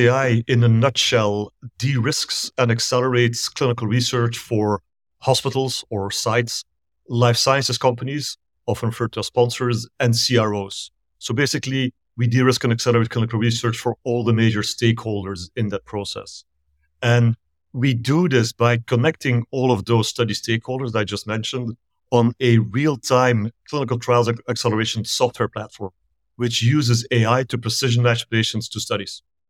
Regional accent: Belgium; moved away as an adult; also born or lived in Asia / Middle East; now in Pasadena, United States; I'm originally from Belgium in Europe, and I moved here close to 20 years ago. So it's been a long time, but I lived in Asia and the Middle East before. So I kept moving east until I found myself on the west coast of the US.

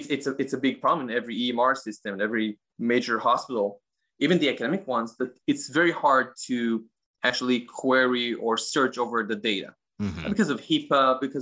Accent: Israel; In Israel, I'm from Israel.

